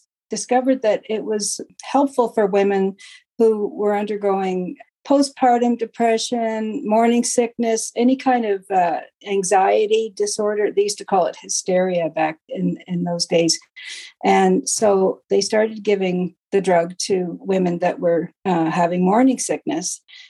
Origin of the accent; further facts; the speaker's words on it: Perth, Ontario, Canada; I was born in Perth, Ontario, which is about an hour southwest of Ottawa, the capital, obviously. And it used to be quite rural, but it's not nearly as rural now.